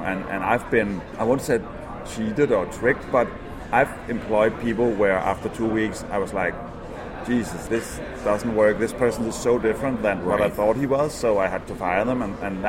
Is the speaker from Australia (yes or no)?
no; Denmark; I'm from Denmark, Europe